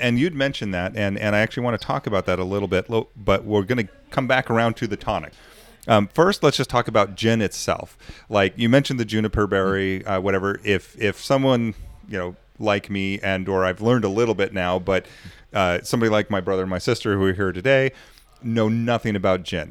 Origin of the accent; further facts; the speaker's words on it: United States; I'm American